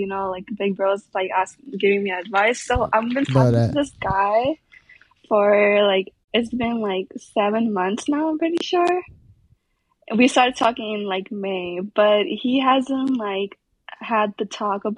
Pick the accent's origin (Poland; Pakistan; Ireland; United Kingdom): Pakistan; moved away as an adult; now in United States; I'm originally from Pakistan